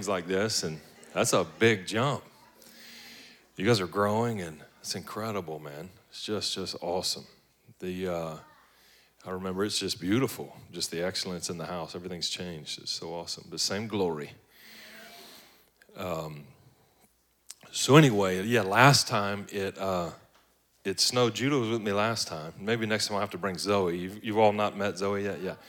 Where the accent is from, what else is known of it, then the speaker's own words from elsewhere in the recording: Baton Rouge, Louisiana, United States; moved away as an adult; now in Atlanta, United States; I'm originally from Baton Rouge, Louisiana, like way down at the bottom. They put crawfish in your baby bottles down there.